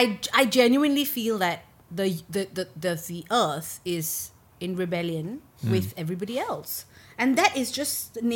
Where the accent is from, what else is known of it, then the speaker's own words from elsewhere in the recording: Singapore; as a Singaporean